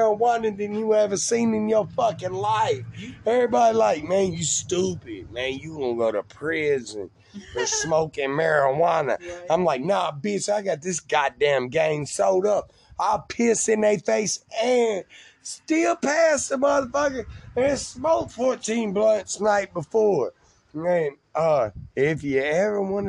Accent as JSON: {"language": "English", "town": "West Memphis", "region": "Arkansas", "country": "United States", "said": "I'm just from West Memphis and got took care of. Because I'm from West Memphis."}